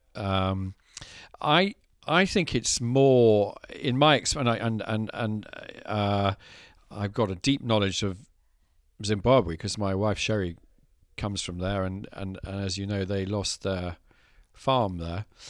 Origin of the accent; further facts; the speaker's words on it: Scotland, United Kingdom; growing up in Scotland.